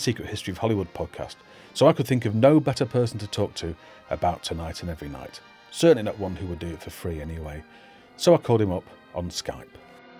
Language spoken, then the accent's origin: English; Manchester, North West England, United Kingdom; As a Mancunian, I'm trying not to take offence at his accent